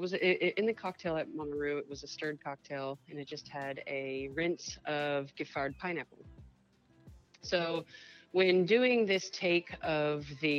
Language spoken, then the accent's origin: English; New Orleans, Louisiana, United States; my background, I'm from New Orleans